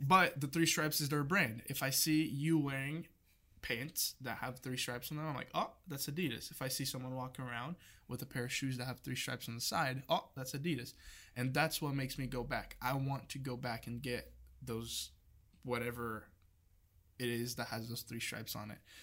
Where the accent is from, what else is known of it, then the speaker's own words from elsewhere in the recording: Brazil; moved away as an adult; now in United States; I'm not from here, I'm from Brazil